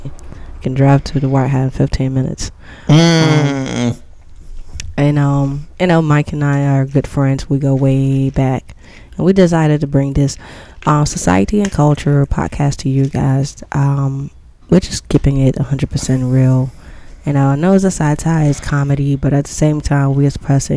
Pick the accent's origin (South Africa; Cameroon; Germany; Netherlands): Cameroon; now in DMV, United States; I am a Cameroonian. Well, true American, but I hail from Cameroon, that's Central Africa